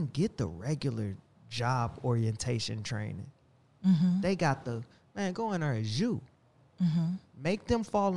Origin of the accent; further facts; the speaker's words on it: St. Louis, Missouri, United States; I'm from 4300 Gibson. I'm from the South Side